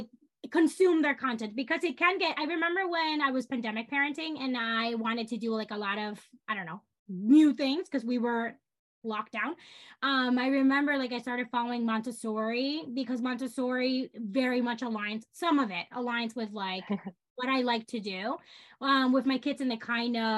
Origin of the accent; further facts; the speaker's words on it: Dominican Republic; now in New York, United States; I grew up in the Dominican Republic.